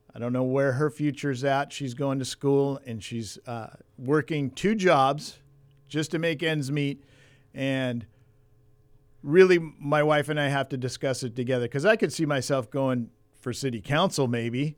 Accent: Port Hueneme, California, United States; also born or lived in Ventura, California; Born and raised in California, grew up in the Caneo Valley, Port Wynemi, moved to Ventura

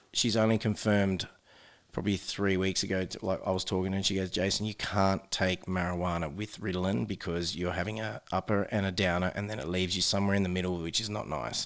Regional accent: New South Wales, Australia; now in Adelaide, Australia; I am from New South Wales

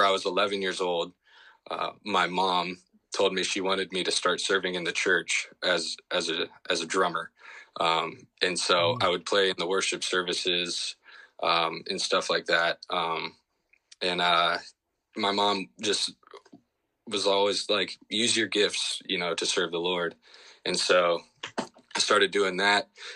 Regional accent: Shreveport, Louisiana, United States; I grew up in Shreveport, Louisiana, as a son of a youth minister and grandson of our preacher

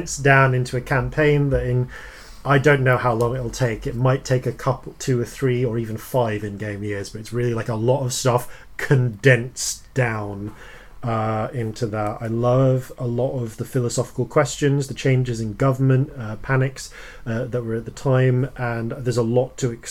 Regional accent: England, United Kingdom; I'm English

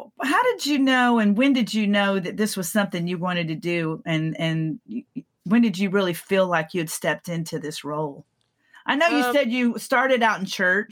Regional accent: Texas, United States; moved away as an adult; also born or lived in California; I came back to Texas from California, and I realized that this was home for me

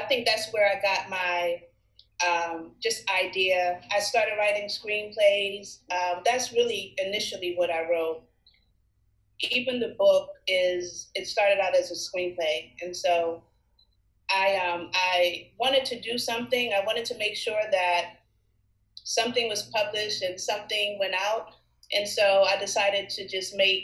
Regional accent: Washington, District of Columbia, United States; also born or lived in Maryland; I was born in Washington, D.C., and as a child, I lived in D.C., but my family soon kind of moved all around the DMV.

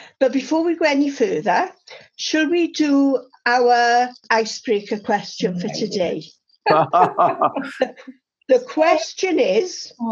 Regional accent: Welsh, Wales, United Kingdom; I'm Welsh

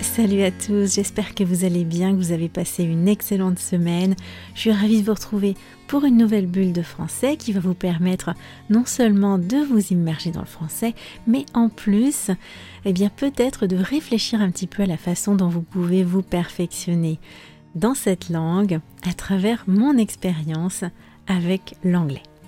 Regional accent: France; je suis française

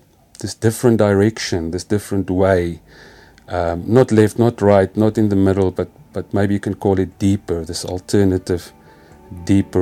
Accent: Free State, South Africa; first language Afrikaans; English is a second language; also born or lived in India; English is not my first language. I come from the Free State.

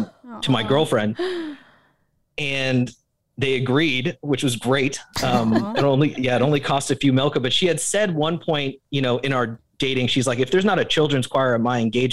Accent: Japan; Growing up in Japan, you know, you come to love sushi

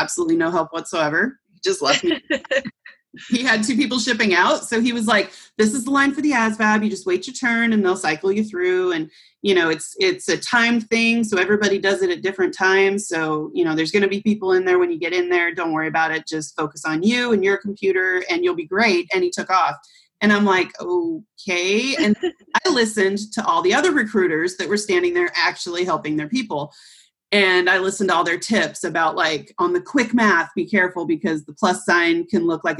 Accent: Olympia, Washington, United States; also born or lived in Shelton, Washington; I am from Olympia, Washington. I was born in this teeny tiny town just outside Olympia called Shelton. A little logging town. Very few people know about it, but it's still there. Grew up in Olympia.

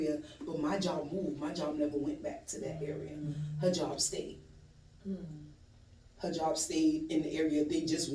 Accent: New York City, New York, United States; moved away as an adult; now in Atlanta, United States; I'm originally from Brooklyn, New York.

